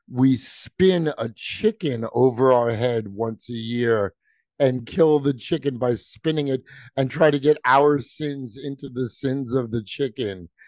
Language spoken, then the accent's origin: English; Long Island, New York, United States; I grew up on Long Island.